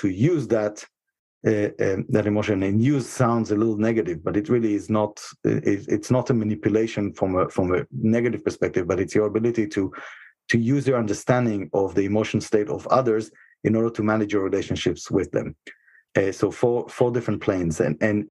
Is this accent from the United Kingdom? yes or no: no; Israel; moved away as an adult; now in United States; I was born and raised in Israel